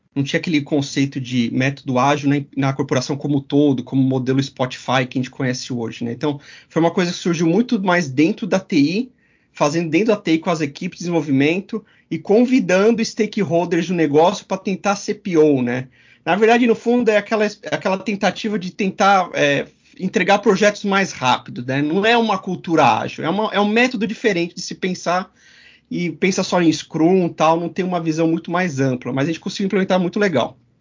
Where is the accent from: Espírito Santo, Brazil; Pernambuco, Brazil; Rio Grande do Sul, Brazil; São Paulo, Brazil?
São Paulo, Brazil; São Bernardo do Campo; a gente começou a fazer na época websites lá na cidade de São Bernardo do Campo, minha terra natal